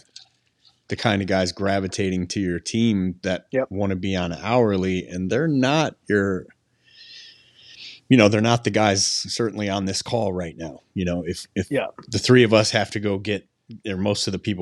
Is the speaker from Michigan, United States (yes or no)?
yes; Detroit, Michigan, United States; now in Arizona, United States; I grew up in Detroit though, so it was a lot of union